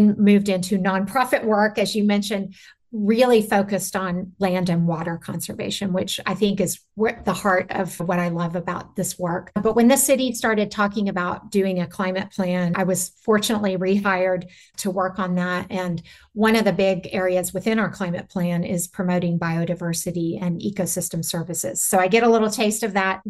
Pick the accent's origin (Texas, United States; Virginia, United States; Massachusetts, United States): Texas, United States; San Antonio; the unfettered growth of my hometown, San Antonio